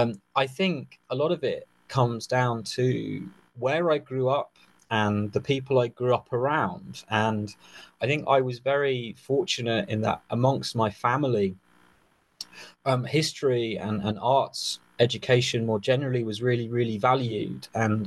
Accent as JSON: {"language": "English", "area": "just south of London", "region": "South East England", "country": "United Kingdom", "tie": "born or raised there", "said": "I grew up in the southeast of the United Kingdom, just south of London, in the early 90s."}